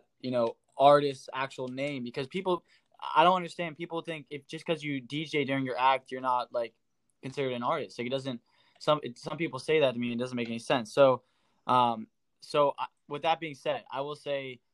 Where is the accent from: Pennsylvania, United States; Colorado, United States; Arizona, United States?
Pennsylvania, United States; Erie; I'm from Erie, Pennsylvania. And that's, I kind of just was raised there and never left